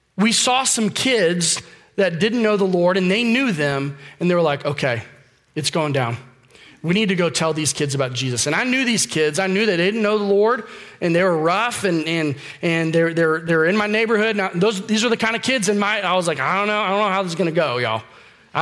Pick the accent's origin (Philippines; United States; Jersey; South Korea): United States; Florida; now in Charlotte, United States; I grew up in Florida